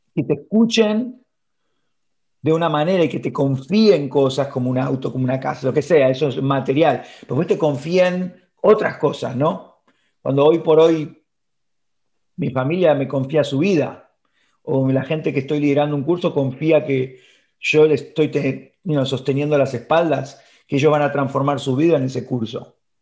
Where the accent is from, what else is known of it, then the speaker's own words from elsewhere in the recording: Argentina; moved away as an adult; also born or lived in Miami; now in Florida, United States; yo, viviendo en Argentina